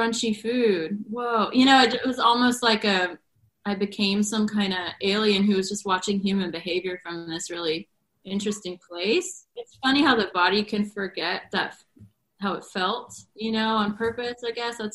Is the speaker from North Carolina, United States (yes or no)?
yes; North Carolina, United States; moved away; I'm from North Carolina and my parents live on a farm